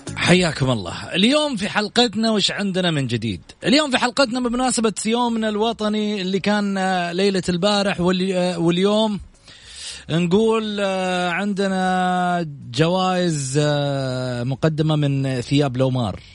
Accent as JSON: {"language": "Arabic", "country": "Saudi Arabia", "said": "كسعوديين في هالبلد"}